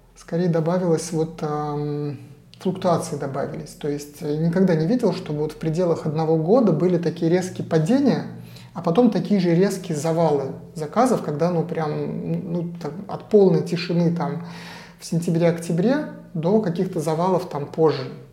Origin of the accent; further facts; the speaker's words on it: Saint Petersburg, Russia; moved away as an adult; now in Portugal; Я из Петербурга